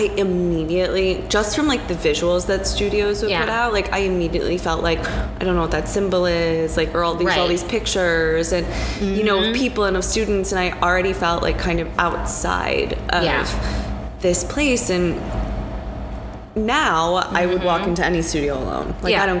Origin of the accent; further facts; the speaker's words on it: Michigan, United States; also born or lived in Wisconsin; now in New York, United States; I'm from Michigan.